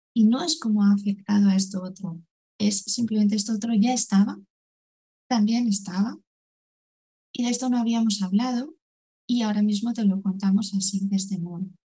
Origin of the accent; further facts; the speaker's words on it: Valencian Community, Spain; soy de en Valencia